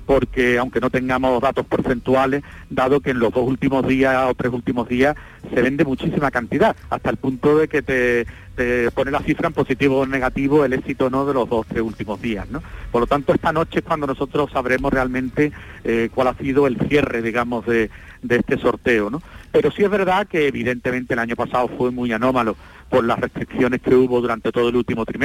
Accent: Andalusia, Spain; que eso siempre lo tengo porque es mi tierra y siempre, siempre me acuerdo, ¿no? Muchos años en Sevilla

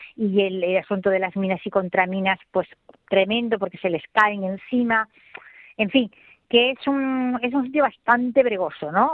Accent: El Borge, Andalusia, Spain; soy del Borges

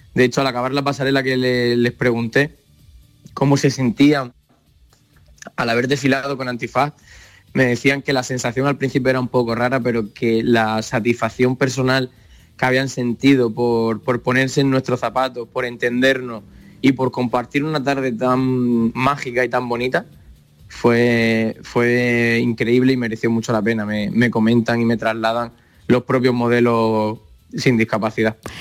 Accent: Sierra de Fuentes, Extremadura, Spain; soy extremeño, de pueblo que se llama Sierra de Fuente, al lado de Cáceres

